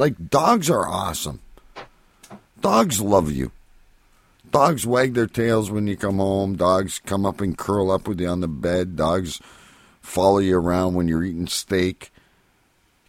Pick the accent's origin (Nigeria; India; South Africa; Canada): Canada; I'm Canadian.